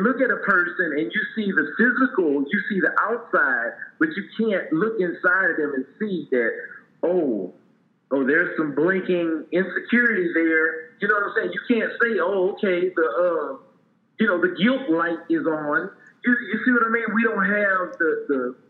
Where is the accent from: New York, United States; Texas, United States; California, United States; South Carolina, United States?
Texas, United States; Port Arthur; my life growing up in Port Arthur, Texas